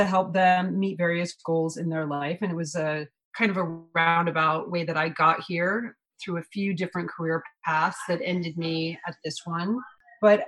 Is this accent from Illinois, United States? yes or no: no; New York City, New York, United States; I'm born and raised in New York City